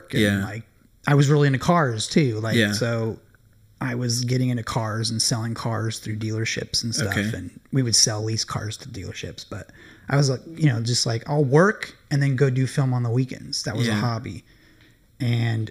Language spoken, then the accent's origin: English; San Diego, California, United States; grew up in San Diego, surfer kid